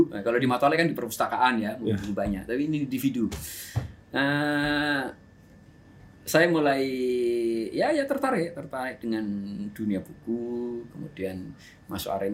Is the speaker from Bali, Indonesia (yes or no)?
no; Yogyakarta, Special Region of Yogyakarta, Indonesia; baru saya cerita kalau saya dari Jogja, saya daftar daftar uh, YYN.